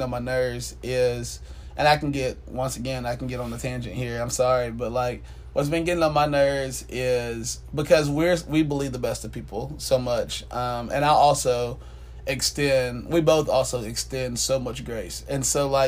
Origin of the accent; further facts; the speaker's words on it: Atlanta, Georgia, United States; I grew up in South Atlanta